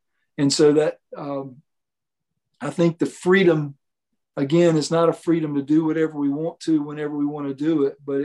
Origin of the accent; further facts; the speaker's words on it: the Pamlico, North Carolina, United States; also born or lived in Lexington, North Carolina / Chapel Hill, North Carolina; as a kid growing up on the Pamlico, my dad purchased a Sunfish sailboat when I was like 10 years old.